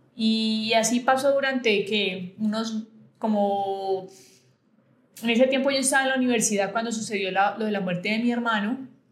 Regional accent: Buenaventura, Valle del Cauca, Colombia; yo fui criada en Buenaventura

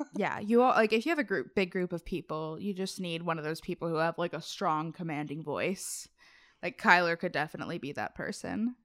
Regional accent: Cincinnati, Ohio, United States; I'm from Cincinnati, Appalachia area

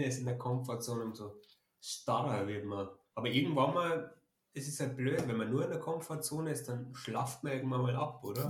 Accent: Germany; ich als Deutscher

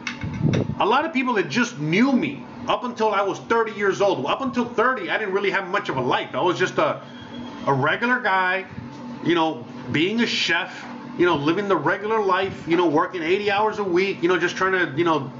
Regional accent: Miami, Florida, United States; first language Spanish; English is a second language; moved away as an adult; also born or lived in Seattle / California / Las Vegas / Los Angeles; now in Mexico; I was born in the U.S., but I was born in Miami

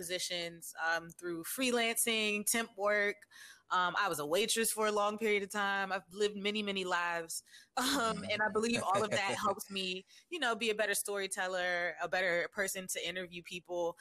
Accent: Washington, District of Columbia, United States; I was born and raised in Washington, D.C.

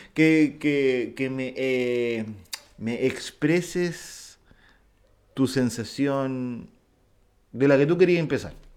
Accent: Viña del Mar, Valparaíso, Chile; Yo nací en Viña del Mar

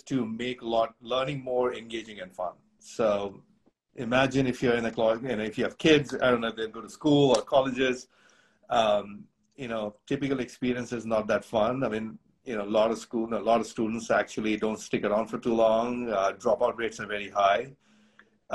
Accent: India; moved away as an adult; now in United States; I grew up in India.

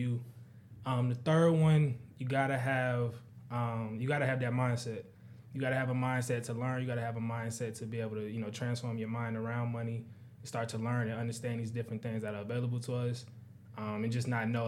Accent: Charlotte, North Carolina, United States; also born or lived in Virginia Beach, Virginia / Fayetteville, North Carolina; primarily through elementary school up, it's been in Charlotte

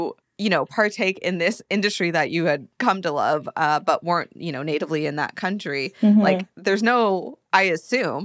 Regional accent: United States; as an American

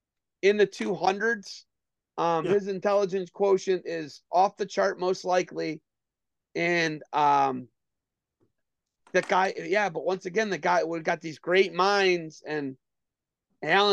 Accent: Northwest Ohio, United States; moved away as an adult; now in Northeast Ohio, United States; I'm from Northwest Ohio, and I'm changed over now. I've been here longer than I was there. So I'm 43, moved here when I was 19

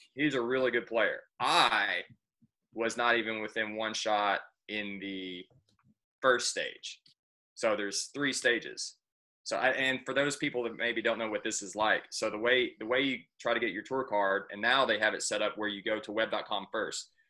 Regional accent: Campbellsville, Kentucky, United States; I'm from Campbellsville, Kentucky. I play golf at Campbellsville Country Club

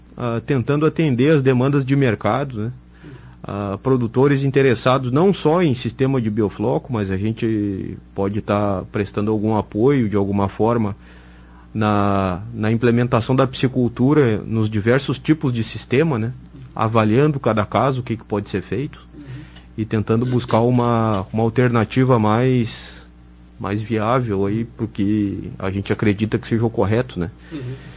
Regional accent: Cachoeira do Sul, Rio Grande do Sul, Brazil; Eu sou de Cachoeira do Sul

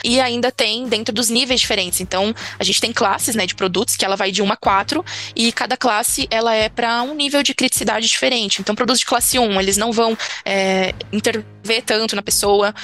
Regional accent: Brazil; como brasileiro

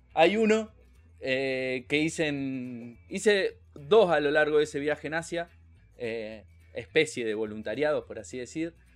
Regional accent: Argentina; somos los argentinos

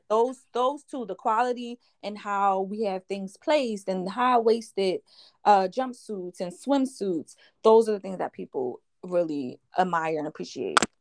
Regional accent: Philadelphia, Pennsylvania, United States; I'm from West Philadelphia, um, a little area called Down the Bottom

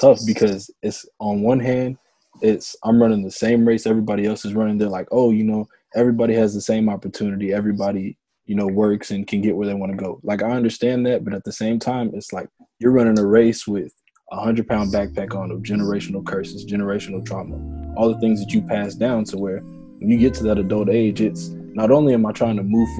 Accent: United States; So I say for, you know, being Black American, it's when people are like, I'm from this country, I'm from that country. I can't pinpoint that.

